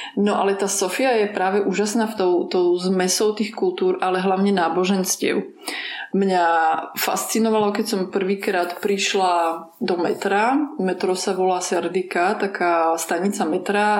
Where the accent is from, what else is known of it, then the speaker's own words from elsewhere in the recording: Slovakia; also born or lived in Ukraine (ancestry); ja som Ukrajinka pôvodom, hoci Aha. som sa narodila na Slovensku